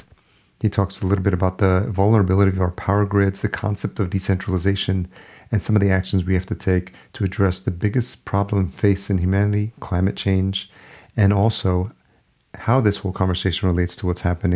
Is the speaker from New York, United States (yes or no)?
yes; Yonkers, New York, United States; moved away as an adult; also born or lived in Los Angeles; now in Minneapolis, United States; I grew up in Yonkers, New York, just outside New York City